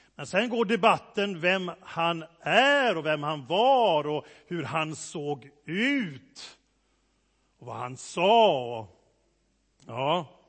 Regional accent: Gothenburg, Västra Götaland, Sweden; accent: göteborgska (Gothenburg dialect); Min göteborgska blir bara värre och värre

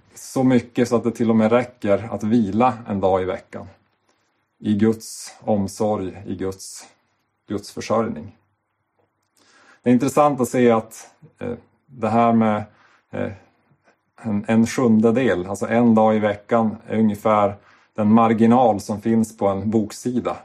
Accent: Sweden

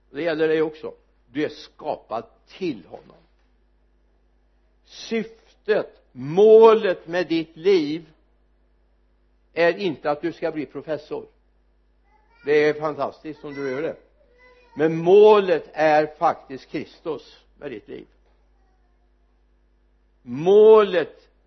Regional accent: Sweden; jag är svensk

